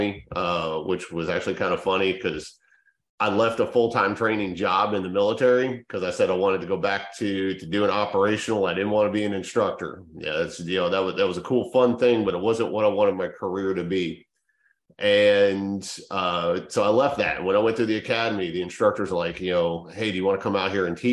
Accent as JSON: {"language": "English", "town": "Denver", "region": "Colorado", "country": "United States", "tie": "born or raised there", "said": "being from Colorado and growing up in the Denver area during the mid and late 90s"}